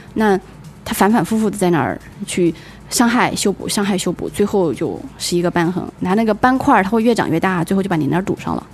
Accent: China; 以我们中国人的是，那个饮食习惯

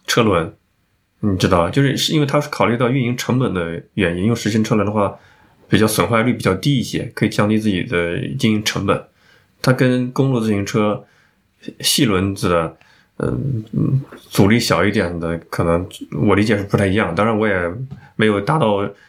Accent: northern China, China; 我作为一个北方人大开眼界

